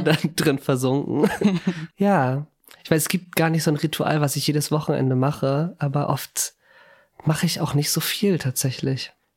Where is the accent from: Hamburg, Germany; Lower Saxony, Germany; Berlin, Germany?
Hamburg, Germany; Ich bin Hamburger.